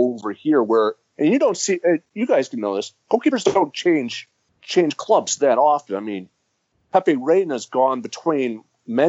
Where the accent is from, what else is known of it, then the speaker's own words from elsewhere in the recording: United States; I'm full-blooded American